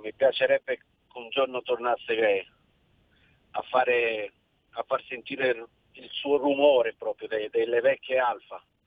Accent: Cinisello Balsamo, Lombardy, Italy; also born or lived in Milan; now in Malaga, Spain; sono nato a Milano e cresciuto a Cinitello Balsamo, comune limitrofe con Monza

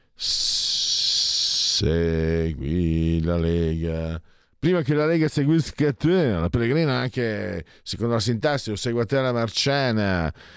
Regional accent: Triveneto, Italy; Io vengo dal Triveneto e dalle mie parti era pieno di aziende che lavoravano per la Germania

